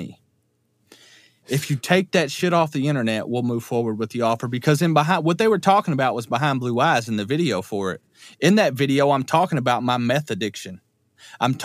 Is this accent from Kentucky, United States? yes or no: yes; Richardsville, Kentucky, United States; moved away as an adult; also born or lived in Louisville, Kentucky; I'm from Richardsville, Kentucky